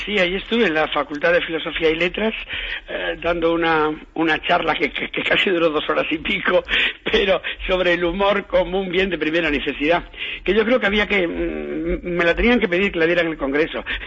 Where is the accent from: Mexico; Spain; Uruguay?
Spain; Galicia; uno como es gallego